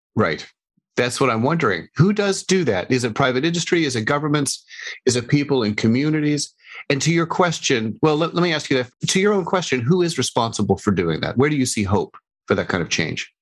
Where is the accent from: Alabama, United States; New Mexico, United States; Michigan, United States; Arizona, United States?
New Mexico, United States; now in Seattle, United States; I drove from my hometown in New Mexico back to Seattle, Washington, where I live